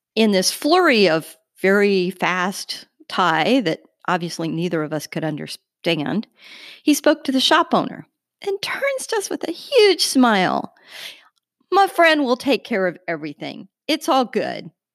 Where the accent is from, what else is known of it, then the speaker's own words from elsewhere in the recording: United States; we're two American journalists